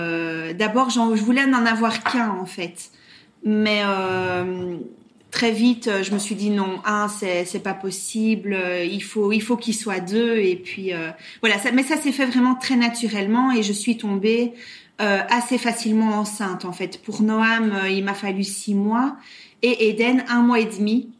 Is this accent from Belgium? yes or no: yes; Brussels, Brussels-Capital Region, Belgium; accent: Belgian; now in Belgian Ardennes, Belgium; à l'origine, je suis euh, bruxelloise